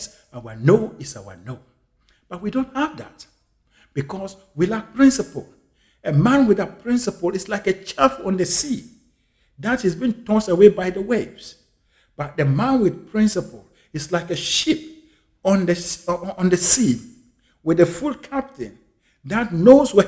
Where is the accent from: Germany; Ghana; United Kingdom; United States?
Ghana; my home country once again, Ghana